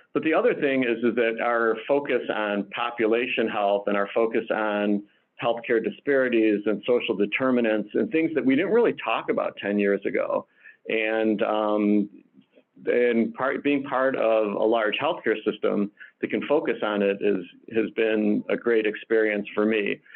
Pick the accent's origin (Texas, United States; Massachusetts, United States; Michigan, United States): Michigan, United States; Detroit; moved away as an adult; now in Chicago, United States; I'm originally from Detroit, uh, now live locally here in the Chicagoland area